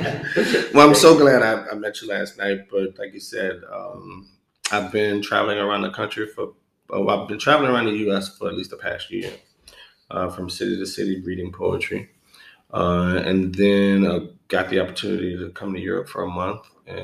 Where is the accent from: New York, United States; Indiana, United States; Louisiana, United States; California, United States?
Louisiana, United States; New Orleans; Because New Orleans is a creative town. It's a resourceful town.